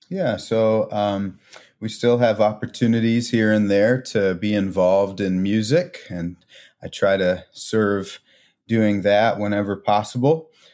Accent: Milwaukee, Wisconsin, United States; also born or lived in Chicagoland; now in Chicago, United States; I grew up in Milwaukee, Wisconsin

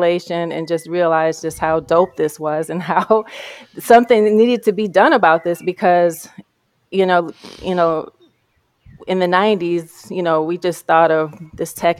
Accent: Detroit, Michigan, United States; moved away as an adult; now in Los Angeles, United States; when I moved from Detroit to Los Angeles, I ran in a circle of many Detroiters

